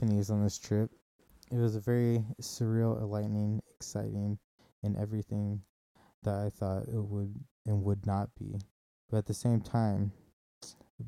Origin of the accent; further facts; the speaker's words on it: Kansas City, Missouri, United States; moved away; When I grew up in Kansas City, Missouri